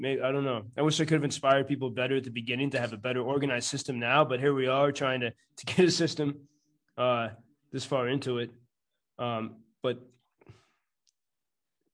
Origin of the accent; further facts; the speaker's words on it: United States; moved away as an adult; now in Lviv, Ukraine; I'm an American.